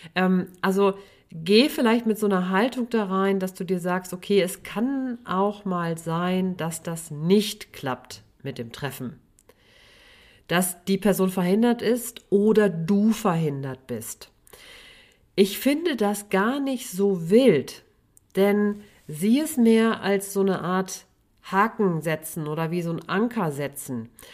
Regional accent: Sauerland, North Rhine-Westphalia, Germany; Ich komme ja aus dem Sauerland, bin Sauerländerin

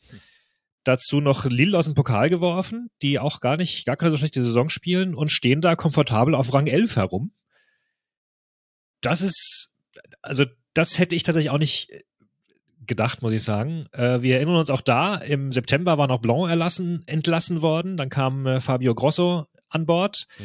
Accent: Freiburg, Baden-Württemberg, Germany; Ganz kreative Lösung, sag, sag ich hier als Freiburger, Lösel.

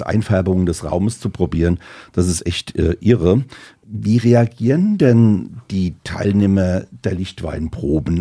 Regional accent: Rheinhessen, Rhineland-Palatinate, Germany; Wir kommen ja aus Rheinhessen

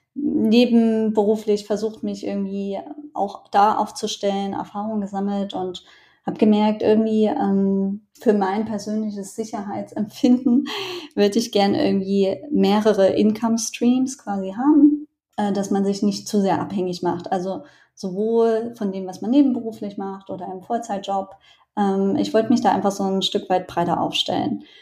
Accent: Germany; ich bin aus Deutschland.

